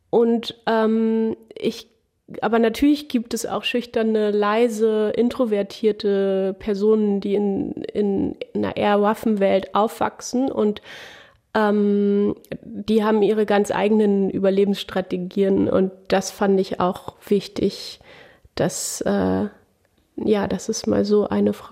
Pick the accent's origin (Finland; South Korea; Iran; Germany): Germany; Berlin; Also ich komme aus Berlin und ich bin quasi im Prinzenbad groß geworden. Und ich war immer sehr fasziniert von der Welt auf dem Land